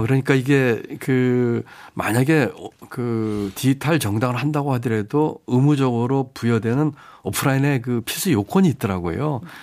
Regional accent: North Chungcheong, South Korea; moved away; 제가 태어나고 자란 곳이고

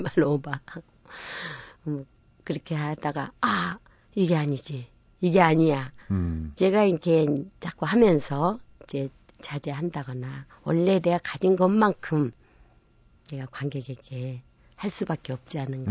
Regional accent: Namwon, North Jeolla, South Korea; 제가 고향이 남원이기도 하지만

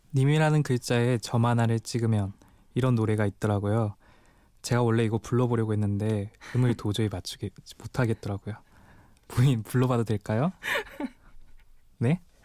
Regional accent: Daegu, South Korea; 억양을 듣고 눈치채셨겠지만 저는 대구 토박이고

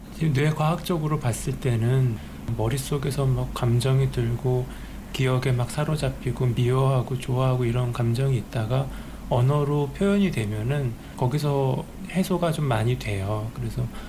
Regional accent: South Korea

